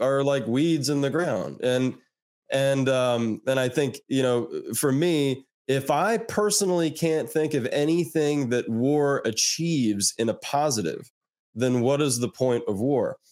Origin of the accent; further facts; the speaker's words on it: United States; as an American